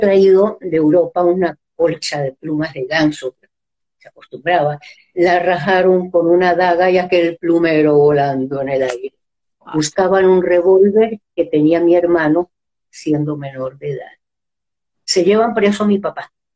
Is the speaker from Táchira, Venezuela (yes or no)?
yes; San Cristóbal, Táchira, Venezuela; moved away as an adult; also born or lived in Peru / Mexico City, Mexico; Nací en San Cristóbal, estado Táchira, un 7 de octubre de 1937